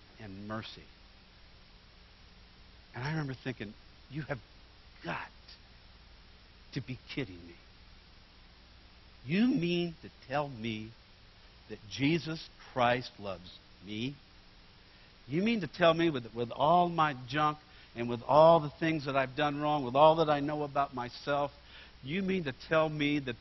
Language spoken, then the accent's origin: English; Bakersfield, California, United States; moved away; also born or lived in Oregon; I grew up in Bakersfield, California